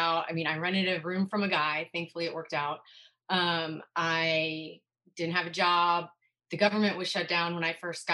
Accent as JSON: {"language": "English", "region": "Indiana", "country": "United States", "moved": "yes", "lives_now": "Naples, United States", "said": "I'm from Indiana"}